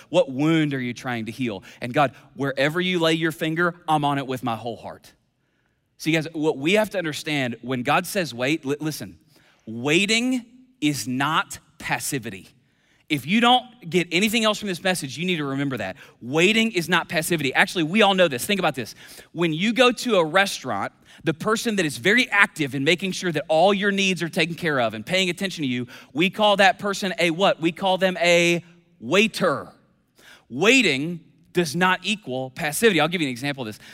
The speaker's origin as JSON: {"language": "English", "region": "Kentucky", "country": "United States", "said": "I'm from Kentucky"}